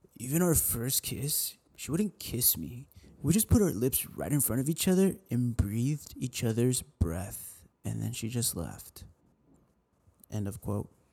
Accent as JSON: {"language": "English", "town": "San Antonio", "region": "Texas", "country": "United States", "said": "I'm from San Antonio."}